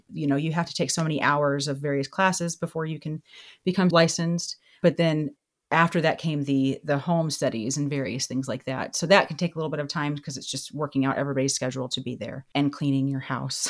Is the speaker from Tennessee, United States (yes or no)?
no; Texas, United States; I grew up in Texas with my parents